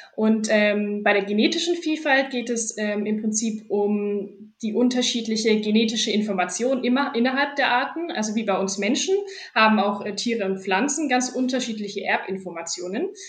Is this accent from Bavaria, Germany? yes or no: yes; Fürth district, Bavaria, Germany; also born or lived in Erlangen; ich komme ursprünglich aus dem Landkreis Fürth